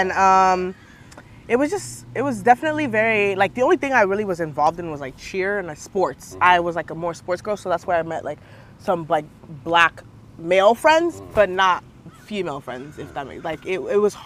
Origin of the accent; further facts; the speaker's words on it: Sacramento, California, United States; also born or lived in Nigeria; I'm from Sacramento